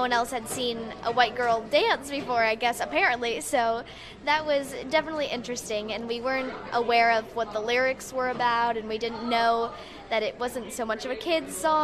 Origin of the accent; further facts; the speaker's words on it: Ohio, United States; moved away; I'm originally from Ohio